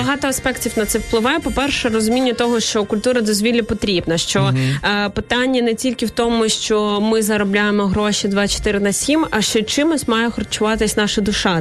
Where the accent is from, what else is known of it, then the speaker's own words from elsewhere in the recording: Izmail, Odesa Oblast, Ukraine; я з півдня України